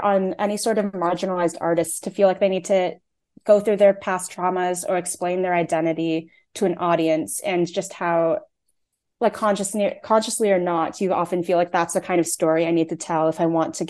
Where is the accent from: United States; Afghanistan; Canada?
Canada; I'm Taiwanese Canadian, but I was born in Canada. Both my parents were born in Taiwan. I don't speak Mandarin